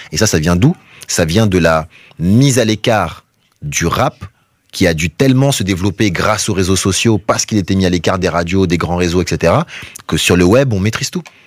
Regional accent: Guadeloupe; also born or lived in Paris; je suis de Guadeloupe, tu vois, à la base

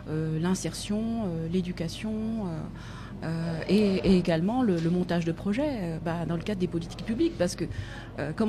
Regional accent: Nantes, Pays de la Loire, France; alors je viens de Nantes, je suis arrivée en 2013 ou 2014, je ne sais plus, euh, justement pour faire ce master en économie sociale et solidaire. J'avais envie de changer de région à ce moment-là

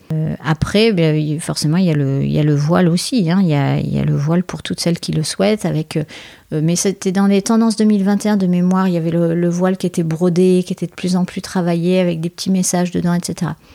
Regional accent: France; je suis française

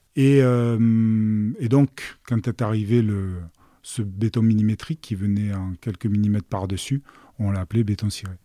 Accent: Marseille, Provence-Alpes-Côte d'Azur, France; je suis né à Marseille et j'ai jamais quitté la région

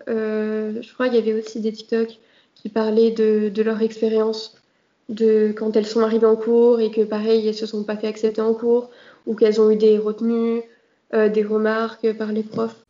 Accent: Marseille, Provence-Alpes-Côte d'Azur, France; je suis de Marseille et je suis dans un lycée à Marseille

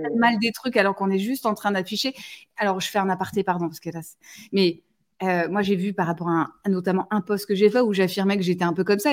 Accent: Toulouse, Occitania, France; now in northern France; Je suis toulousaine

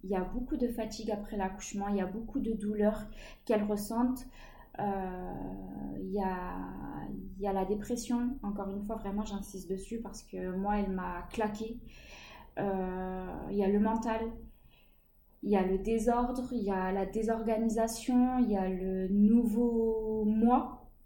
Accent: Chartres, Centre-Val de Loire, France; Je suis de Chartres, dans le 28

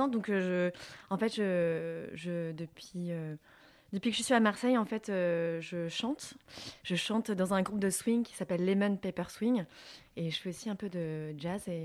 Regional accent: Vietnam; En fait, c'est écrit en vietnamien, parce que je suis vietnamienne.

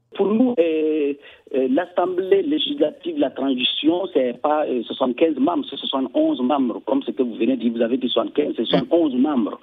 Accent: Burkina Faso; en tant que Burkinabé

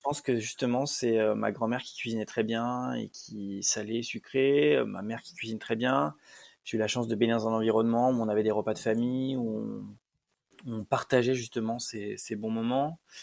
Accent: Lyon, Auvergne-Rhône-Alpes, France; moi je suis de Lyon

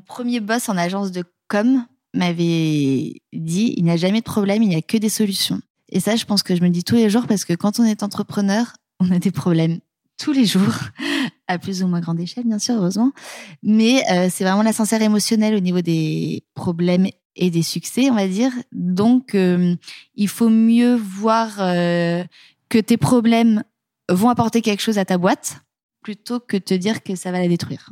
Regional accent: the West, West of France, France; also born or lived in Paris; now in Nantes, France; Mon mari et moi, on vient de l'Ouest

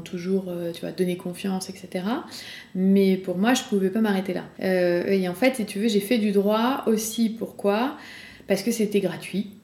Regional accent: Rillieux-la-Pape, Auvergne-Rhône-Alpes, France; j'ai grandi à Rieux-la-Pape, en banlieue de Lyon

